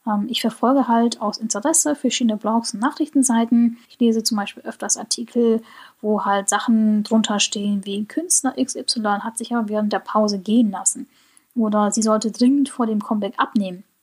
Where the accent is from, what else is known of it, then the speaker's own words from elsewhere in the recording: Germany; also ich spreche Koreanisch mit einem sehr, sehr starken deutschen Akzent.